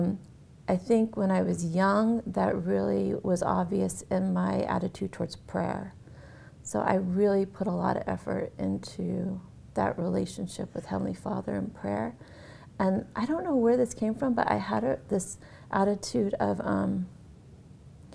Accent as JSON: {"language": "English", "region": "Massachusetts", "country": "United States", "tie": "born or raised there", "said": "I grew up in Massachusetts and in a small town"}